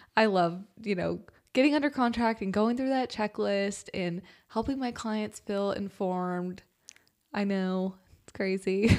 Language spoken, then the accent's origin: English; Spicewood, Texas, United States; also born or lived in Westlake, Austin / Manchaca, Texas / Austin, Texas; I was born off of Cuernavaca, like West Lake area, um, then moved to Spicewood, and I grew up in Spicewood